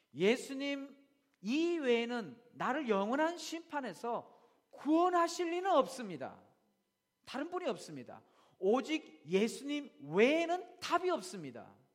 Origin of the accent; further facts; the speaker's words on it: South Korea; now in Australia; 우리는 한국 사람이기 때문에